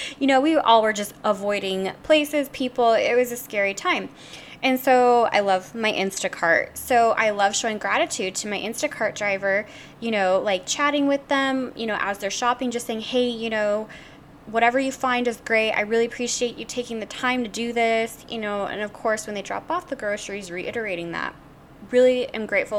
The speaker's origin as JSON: {"language": "English", "region": "the South", "country": "United States", "tie": "born or raised there", "said": "I grew up in the South"}